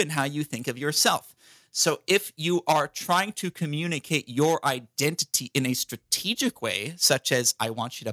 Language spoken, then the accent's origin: English; California, United States; I'm American. I'm from California